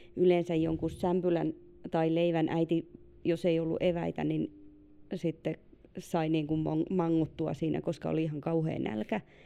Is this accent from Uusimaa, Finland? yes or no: no; Ilomantsi, North Karelia, Finland; moved away; Siis itse onko tosi Ilomantsista ja meillä lähin uimahalli on omassa lapsuudessa ollut Joensuussa